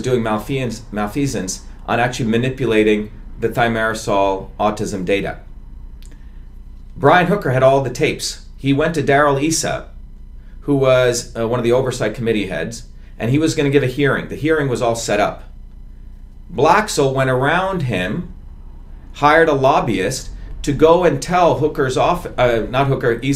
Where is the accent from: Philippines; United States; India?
India; moved away; I'm the untouchable from India. You know, my people always had to do all the dirty work in India